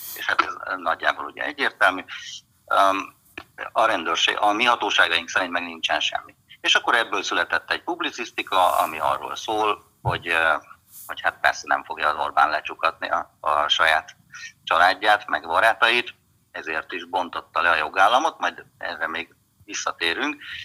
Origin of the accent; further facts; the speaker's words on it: Hungary; én is magyar vagyok